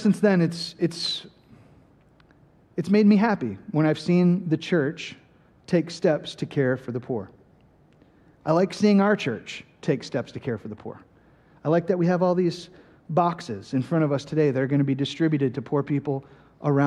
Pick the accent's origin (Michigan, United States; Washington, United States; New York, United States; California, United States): Michigan, United States; Flint; I grew up in Flint, Michigan, which is kind of a very poor city now